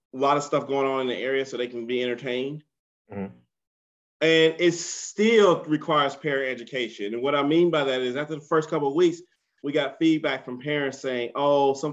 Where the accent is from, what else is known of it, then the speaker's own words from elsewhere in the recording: United States; being an American parent